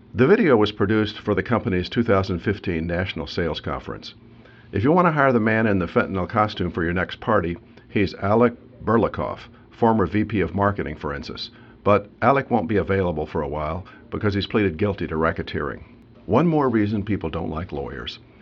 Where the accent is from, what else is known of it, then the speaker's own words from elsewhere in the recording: Carmel, Indiana, United States; Carmel, Indiana, incidentally my hometown